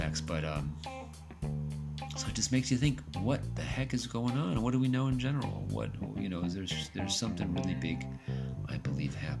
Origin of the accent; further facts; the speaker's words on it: United States; I grew up in the United States